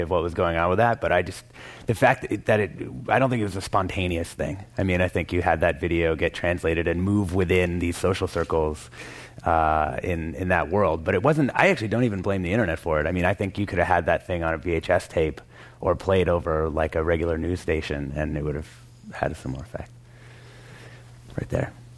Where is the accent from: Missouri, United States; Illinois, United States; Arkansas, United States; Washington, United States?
Washington, United States; Vancouver; my hometown in Vancouver, Washington